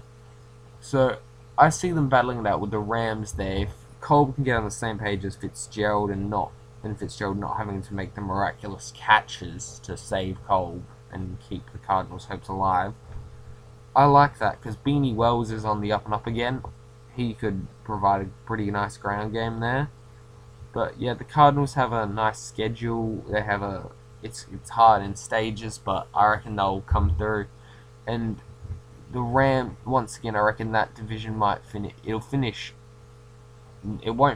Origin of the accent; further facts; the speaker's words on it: Australia; I'm Australian